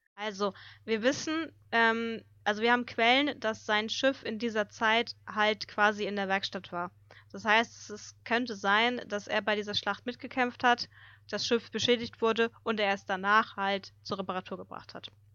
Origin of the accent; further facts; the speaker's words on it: Hamburg, Germany; bei uns in Hamburg